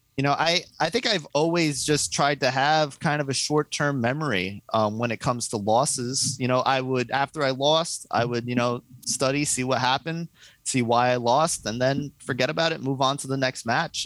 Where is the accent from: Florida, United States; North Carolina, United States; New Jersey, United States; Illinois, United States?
New Jersey, United States; I grew up like 10 minutes from the city in yeah. North Jersey